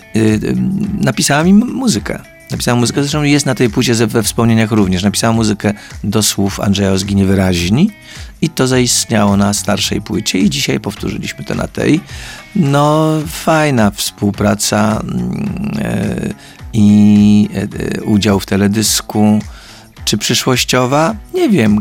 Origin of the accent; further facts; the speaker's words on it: Poland; jestem z Polski